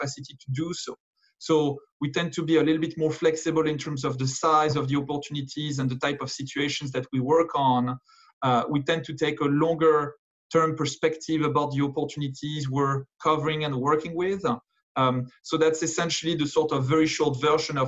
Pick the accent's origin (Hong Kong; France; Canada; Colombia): France; moved away as an adult; also born or lived in London, United Kingdom; now in New York, United States; I was born and educated in France, but moved out of the country back in 2007